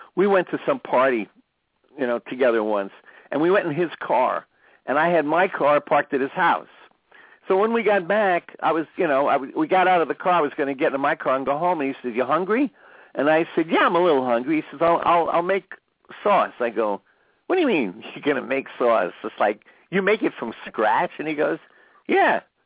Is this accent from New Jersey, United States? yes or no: yes; New Jersey, United States; moved away; I grew up in New Jersey, so I grew up around a lot of Italian Americans.